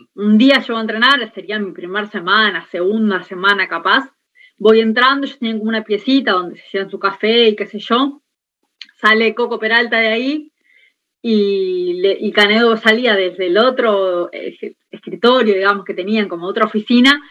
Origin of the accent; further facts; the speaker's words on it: Montevideo, Uruguay; yo soy de La Teja